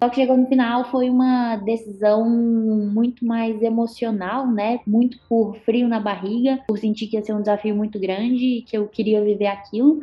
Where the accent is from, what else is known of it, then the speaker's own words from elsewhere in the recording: Minas Gerais, Brazil; moved away as an adult; also born or lived in Santa Catarina; now in Florianópolis, Brazil; Eu, por exemplo, sendo mineira